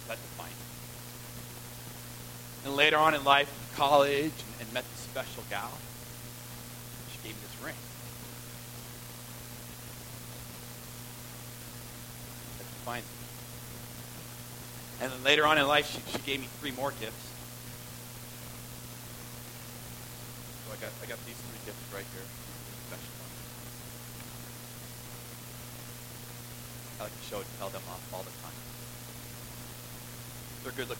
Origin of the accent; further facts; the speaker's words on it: Southern California, United States; I grew up in Southern California